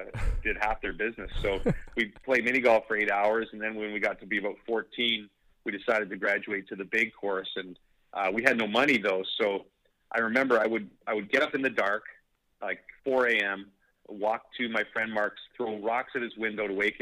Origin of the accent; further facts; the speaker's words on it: Canada; I'm a Canadian